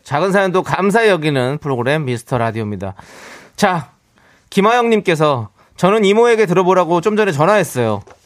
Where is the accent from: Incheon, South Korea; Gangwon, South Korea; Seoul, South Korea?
Incheon, South Korea; 저는 그냥 인천 출신입니다.